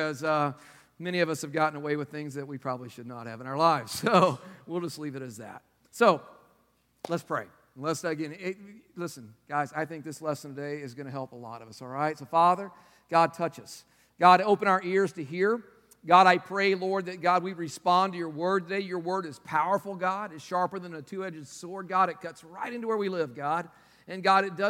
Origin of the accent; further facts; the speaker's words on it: Texas, United States; now in North Carolina, United States; I'm from Texas